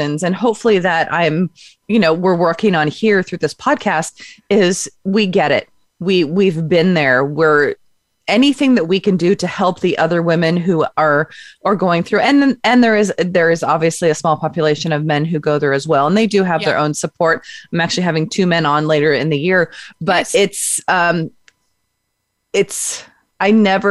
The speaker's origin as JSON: {"language": "English", "region": "Pacific Northwest", "country": "United States", "said": "I'm from the Pacific Northwest."}